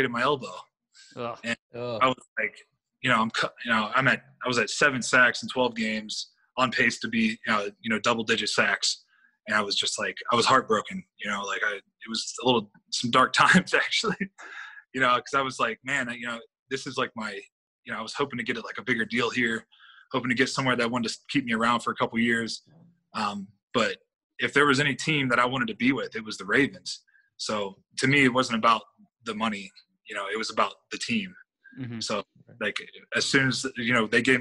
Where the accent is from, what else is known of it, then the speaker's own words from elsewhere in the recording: United States; moved away; being up north, I'm from that area. You know, actually, this is only going to be like 4 hours from my hometown